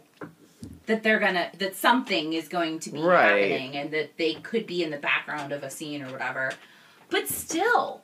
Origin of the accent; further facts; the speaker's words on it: East Coast, United States; we're from the East Coast.